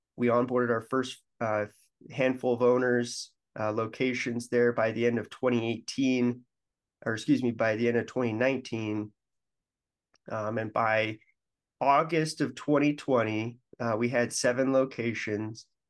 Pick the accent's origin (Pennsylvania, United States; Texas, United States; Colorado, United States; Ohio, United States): Colorado, United States; Denver; moved away as an adult; also born or lived in Michigan; I'm from Denver, and I went to, uh, Michigan State